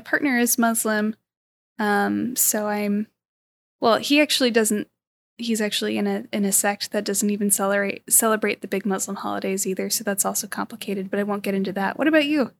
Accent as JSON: {"language": "English", "region": "California", "country": "United States", "tie": "born or raised there", "said": "I'm also born and raised in California"}